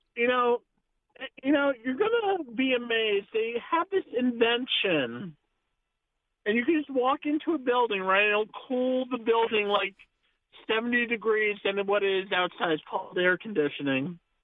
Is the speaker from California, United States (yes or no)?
no; New Jersey, United States; now in Scottsdale, United States; I'm originally from New Jersey